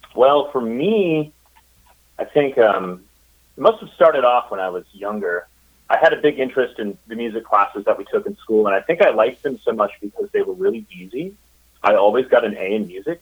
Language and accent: English; Minnesota, United States; moved away as an adult; also born or lived in Chicago, Illinois; now in Eureka Springs, United States; I was born in Minnesota